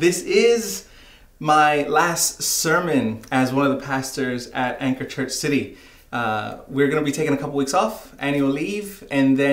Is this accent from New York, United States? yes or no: yes; New York City, New York, United States; I remember growing up in New York City and having fond memories of visiting the American Museum of Natural History